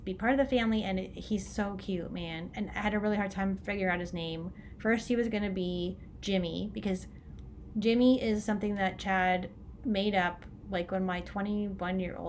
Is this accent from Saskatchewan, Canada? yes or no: no; Orangeville, Ontario, Canada; moved away; I'm from Orangeville, right? So Orangeville, Ontario, Canada.